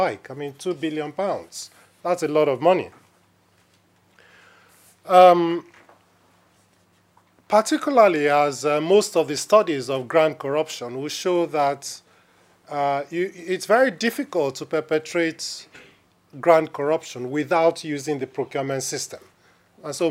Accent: Nigeria; moved away; as a Nigerian

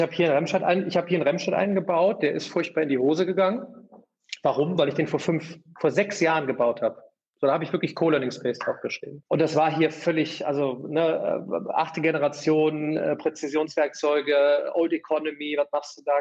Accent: Remscheid, North Rhine-Westphalia, Germany; Ich sitze hier in, in der weltschönsten Stadt Remscheid in meiner Heimat

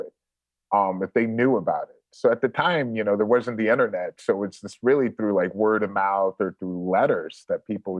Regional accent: New York, United States; moved away as an adult; also born or lived in Brazil; I'm from New York

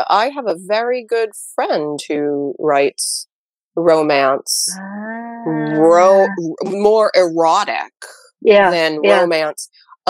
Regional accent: New Hampshire, United States; I'm from New Hampshire.

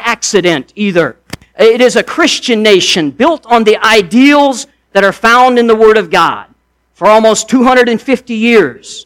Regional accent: United States; I'm an American.

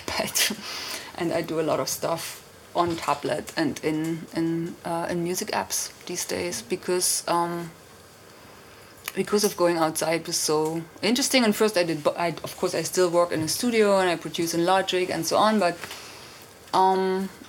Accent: Germany; moved away as an adult; also born or lived in London / Berlin; I'm from East Germany, and the wall came down, and I was 19

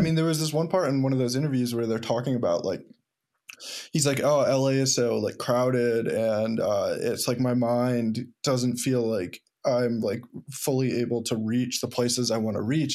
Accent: the Berkshires, Massachusetts, United States; moved away; also born or lived in Ithaca; I was born in the Berkshires and, um, go back often 'cause my family's there

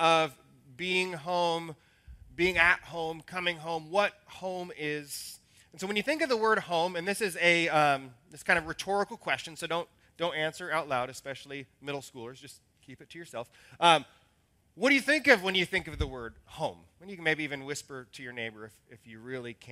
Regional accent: Salem, Oregon, United States; the hometown that I remember is Salem, which is a radically different city now than it was when it was my childhood hometown

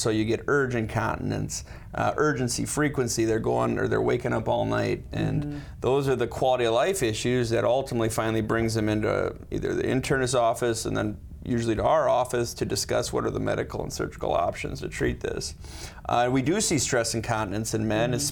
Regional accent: Sioux Falls, South Dakota, United States; also born or lived in Chicago / Los Angeles; I grew up in Sioux Falls

